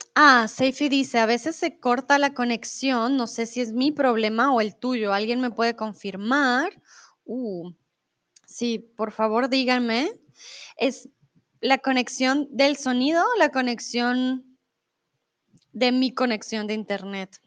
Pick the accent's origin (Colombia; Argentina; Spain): Colombia; Bogotá; also born or lived in Mexico; now in Germany; soy de Colombia, de la capital de Bogotá. Comúnmente vivo en Alemania, ahora estoy en México